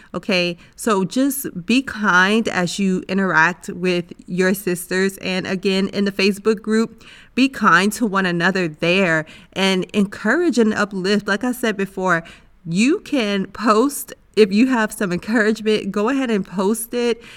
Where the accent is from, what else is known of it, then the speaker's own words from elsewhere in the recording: United States; That's my home country